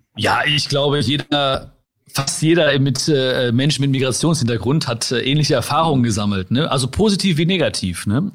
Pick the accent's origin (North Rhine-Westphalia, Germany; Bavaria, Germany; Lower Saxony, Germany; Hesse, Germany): North Rhine-Westphalia, Germany; Ruhr area; ich bin hier geboren